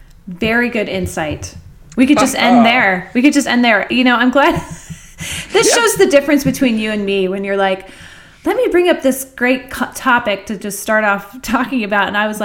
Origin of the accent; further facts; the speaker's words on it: New Jersey, United States; But I grew up on it in New Jersey.